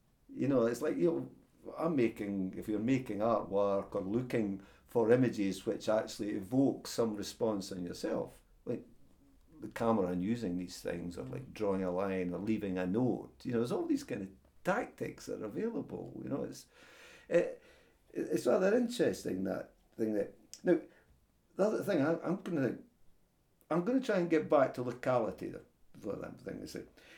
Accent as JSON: {"language": "English", "region": "London", "country": "United Kingdom", "tie": "born there", "said": "like I was born in London, and after 40 years in London, people say, well, should I go home?"}